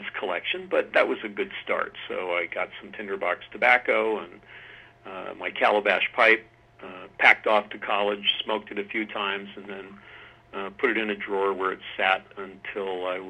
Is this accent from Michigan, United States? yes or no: no; Tacoma, Washington, United States; also born or lived in Philadelphia, Pennsylvania; I grew up in the early years in Philadelphia, and my father and family moved out west to the Tacoma, Washington area.